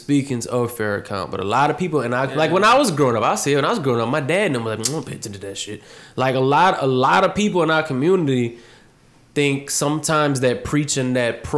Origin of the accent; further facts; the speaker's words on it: United States; I was born in America